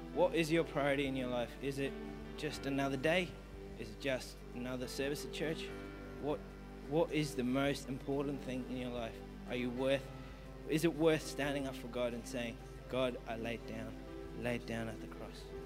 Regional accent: Melbourne, Victoria, Australia; I'm from Melbourne, and my parents are Indian

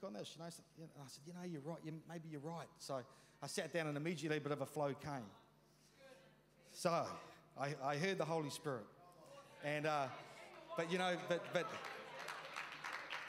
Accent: New Zealand; I was brought up in Ralreka, you know, in that years 1 to 13 as a teenager in the 70s

